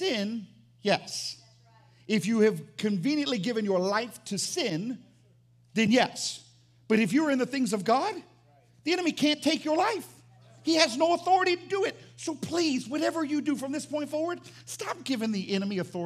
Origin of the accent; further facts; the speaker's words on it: the South, United States; I'm from the South